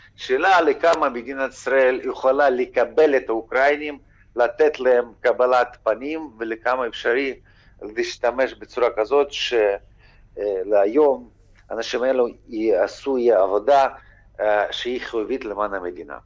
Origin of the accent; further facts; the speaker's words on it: Ukraine; בתור אזרח אוקראיני